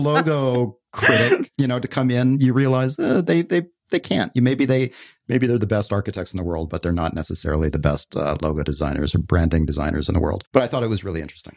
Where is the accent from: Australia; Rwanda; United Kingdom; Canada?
Canada; moved away as an adult; I left Canada when I was nineteen